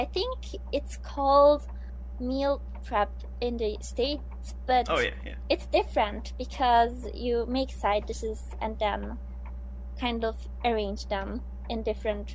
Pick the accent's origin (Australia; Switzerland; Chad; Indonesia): Switzerland; now in Japan; my home country where I come from, Switzerland